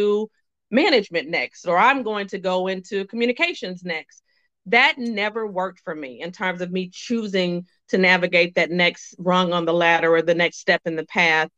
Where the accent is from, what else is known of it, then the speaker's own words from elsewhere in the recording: Little Rock, Arkansas, United States; moved away; also born or lived in North Carolina / South Carolina; I was born and raised in Little Rock, Arkansas